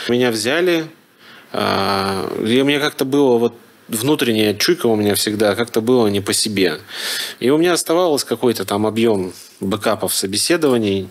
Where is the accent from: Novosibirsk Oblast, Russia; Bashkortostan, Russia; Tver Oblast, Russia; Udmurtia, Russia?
Bashkortostan, Russia; Ufa; moved away as an adult; now in Moscow, Russia; я из Уфы